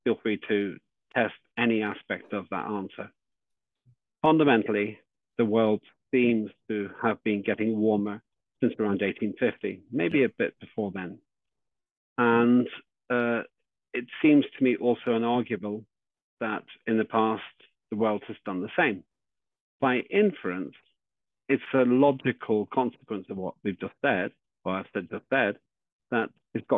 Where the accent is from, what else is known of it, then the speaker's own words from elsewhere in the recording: Northern Ireland, United Kingdom; I was born in Northern Ireland